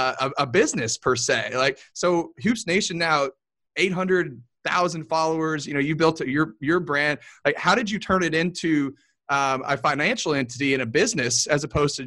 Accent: Louisville, Kentucky, United States; moved away; I'm from Louisville originally.

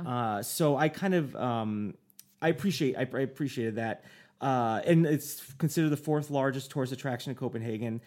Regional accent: United States; I'm an American

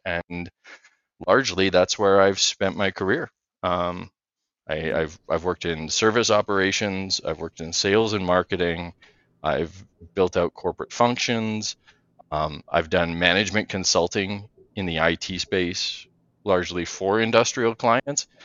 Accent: Western Canada, Canada; I grew up in Western Canada here in an industrial family

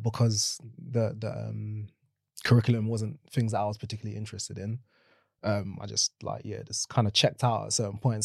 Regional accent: London, United Kingdom; born and raised in South London

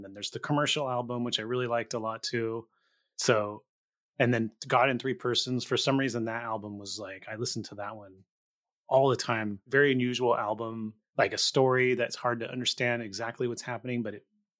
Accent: Gilroy, California, United States; I grew up in Gilroy, so San Jose.

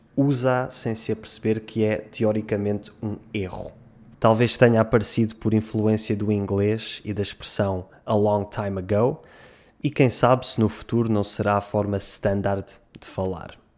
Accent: Portugal; em Portugal dizemos

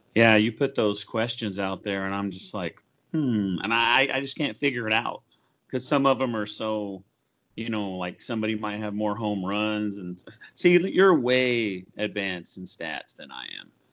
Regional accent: Oklahoma, United States; I grew up in Oklahoma

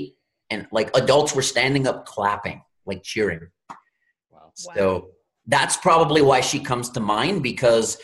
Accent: Louisiana, United States; I'm from Louisiana, grew up in the Gulf of Mexico.

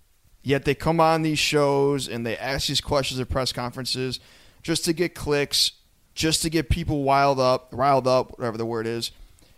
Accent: Lakewood, United States; moved away; I was cruising around my hometown of Lakewood, shout out Lakewood, West Side

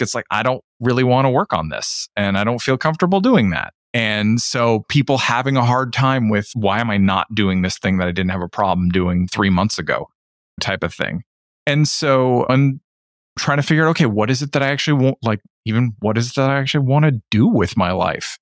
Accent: Ontario, Canada; a good Canadian who didn't live in Toronto

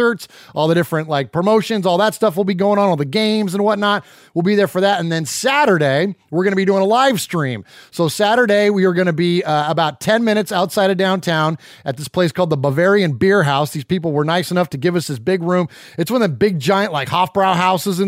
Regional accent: San Jose, California, United States; also born or lived in Nashville area, Tennessee; now in Nashville, United States; I'm originally from San Jose, California, born and raised in the Bay Area, grew up a Raider fan, relocated to Middle Tennessee

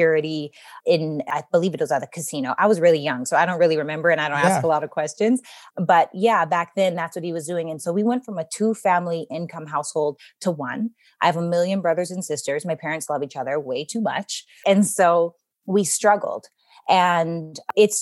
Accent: Regina, Saskatchewan, Canada; I'm from Regina, Saskatchewan, Canada

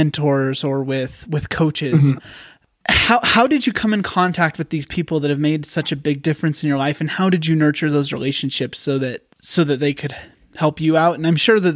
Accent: Wyoming, United States; moved away as an adult; also born or lived in Utah; I moved home. I'm originally from Wyoming. So I'm back here.

